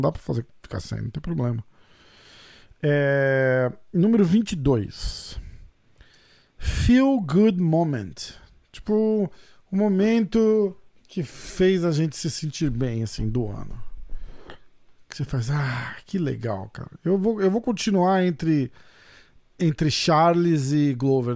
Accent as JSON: {"language": "Portuguese", "country": "Brazil", "said": "eu também sou brasileiro"}